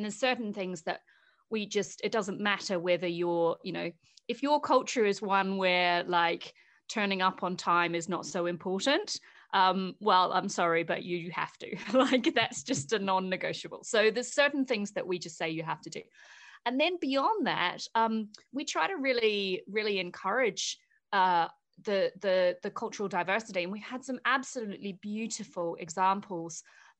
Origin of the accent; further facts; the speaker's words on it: Invercargill, Southland, New Zealand; my first ever job was at an aluminium smelter, a really big one in my hometown of Invercargill.